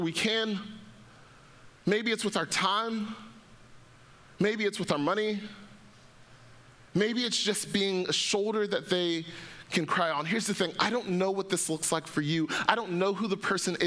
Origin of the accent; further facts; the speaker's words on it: Atlanta, Georgia, United States; I grew up in Atlanta, Georgia